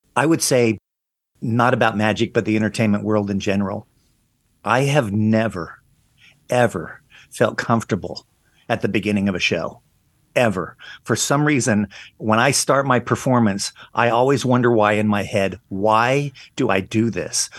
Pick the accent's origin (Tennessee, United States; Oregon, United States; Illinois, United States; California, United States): California, United States; Long Beach; moved away; also born or lived in Las Vegas / Branson / Guam; I grew up in Long Beach, California